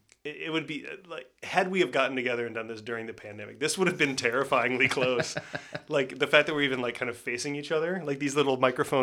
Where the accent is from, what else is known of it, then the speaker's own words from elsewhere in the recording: Midwest, United States; when I was growing up in the Midwest